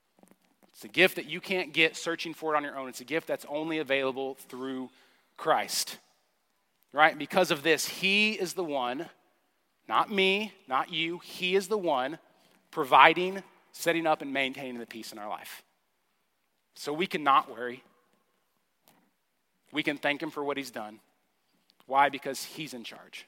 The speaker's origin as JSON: {"language": "English", "region": "Oklahoma", "country": "United States", "tie": "born or raised there", "said": "I grew up in Sepulveda, Oklahoma."}